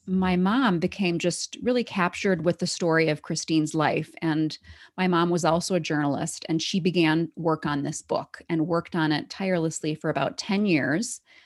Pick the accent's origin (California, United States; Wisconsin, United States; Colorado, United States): Wisconsin, United States; moved away as an adult; also born or lived in Syracuse / Taiwan; now in Denver, United States; I grew up in Wisconsin